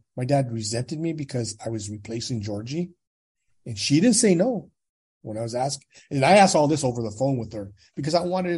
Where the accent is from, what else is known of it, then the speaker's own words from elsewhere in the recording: Gilroy, California, United States; also born or lived in San Jose, California; I was born in San Jose, California. I was adopted at 6 months of age from San Jose, and I was raised in Gilroy, California.